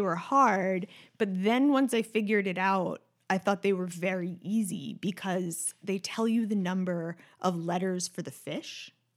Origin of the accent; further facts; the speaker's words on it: New York City, New York, United States; I grew up in Manhattan